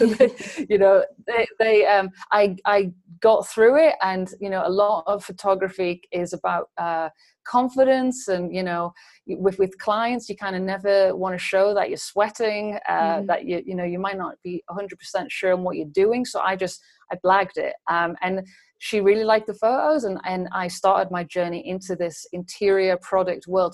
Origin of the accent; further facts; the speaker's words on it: England, United Kingdom; moved away as an adult; also born or lived in London; now in Berlin, Germany; I'm an English uh, beauty and still life photographer